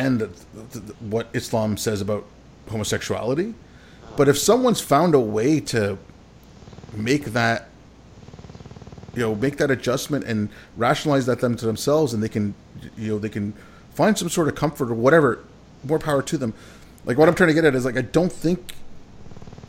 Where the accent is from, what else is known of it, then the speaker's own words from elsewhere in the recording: Canada; also born or lived in India; I consider myself a Canadian. I was born in India, but I moved here when I was 6.